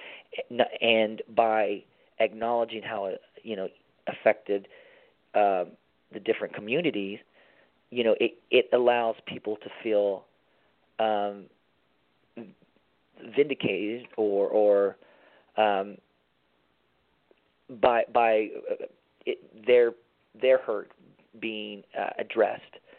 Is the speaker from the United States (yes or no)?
yes; Tennessee, United States; moved away; also born or lived in Miami; I grew up in Tennessee, my dad being a preacher